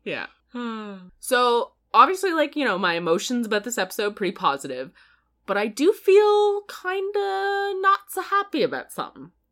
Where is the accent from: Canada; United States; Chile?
Canada; we're Canadian